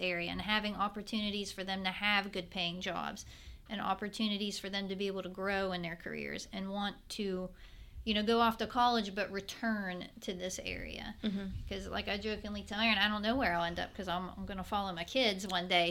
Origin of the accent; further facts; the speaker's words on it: Weirton, West Virginia, United States; moved away as an adult; now in Fairmont, United States; I grew up near Pittsburgh um, in Weirton